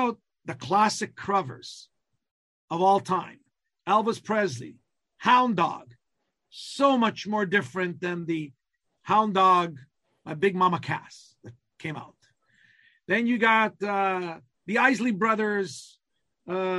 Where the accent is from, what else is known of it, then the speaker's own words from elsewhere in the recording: Calabria, Italy; first language Calabrian; English is a second language; my native language, the Calabrian language